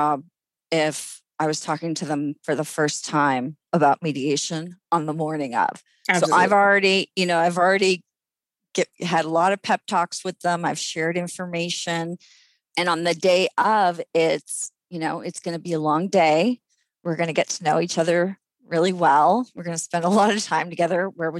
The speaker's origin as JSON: {"language": "English", "country": "Saudi Arabia", "tie": "born or raised there", "said": "I grew up in the Middle East where discrimination was not only not unlawful, it was the law. My parents' ID cards in Saudi Arabia had their religion and their national origin."}